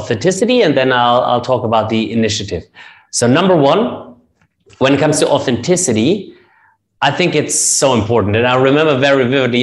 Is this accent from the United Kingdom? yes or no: no; Germany; accent: German; English is a second language; moved away as an adult; now in Dubai, United Arab Emirates; we Germans will have an accent as long as it gets